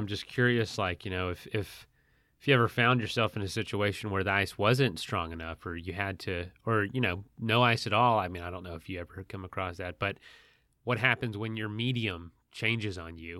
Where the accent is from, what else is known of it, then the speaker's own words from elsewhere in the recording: Florida, United States; also born or lived in the western US; I'm from Florida.